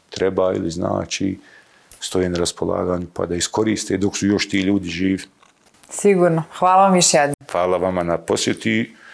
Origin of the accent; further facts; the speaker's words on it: Bosnia & Herzegovina; ja sam iz Sarajevskog Sanđaka